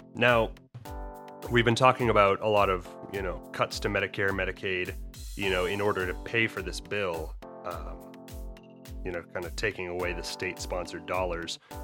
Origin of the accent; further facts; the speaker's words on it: Maine, United States; my home state, uh, in Maine